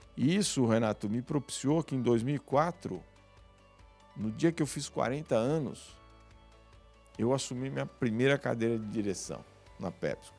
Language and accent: Portuguese; São Paulo, Brazil; eu sou da, da periferia de São Paulo, nasci em São Paulo, no Jaguaré